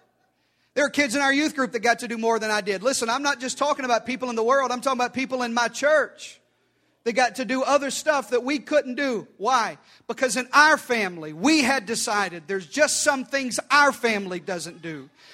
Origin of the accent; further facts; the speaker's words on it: the South, United States; I was raised in the South by a mama who beat me.